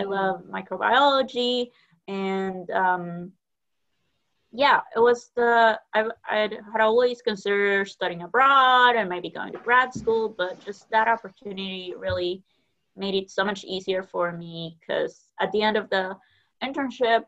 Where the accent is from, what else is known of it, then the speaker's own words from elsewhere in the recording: Guatemala; moved away as an adult; now in Nebraska, United States; I grew up in Guatemala